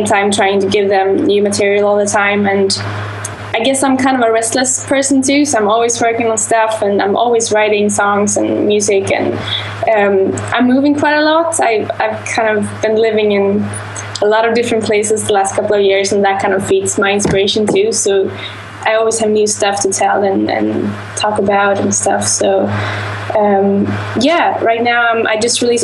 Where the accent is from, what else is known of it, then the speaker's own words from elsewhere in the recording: Sweden; I'm from Sweden